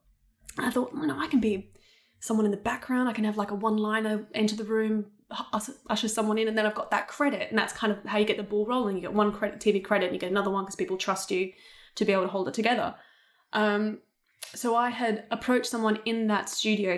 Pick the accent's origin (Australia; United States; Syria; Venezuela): Australia; accent: Australian; moved away; I'd actually denied being Australian for a lot because I thought that people wouldn't hire me for English roles because they'd always hear my Australian accent